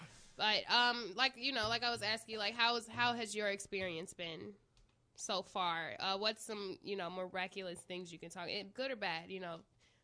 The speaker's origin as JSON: {"language": "English", "region": "Midwest", "country": "United States", "said": "I'm from the Midwest"}